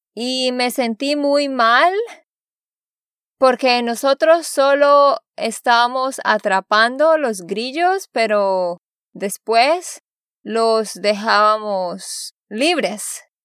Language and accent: Spanish; Vado Real, Santander, Colombia; moved away; also born or lived in Barranquilla; Yo soy de allá porque allá me crié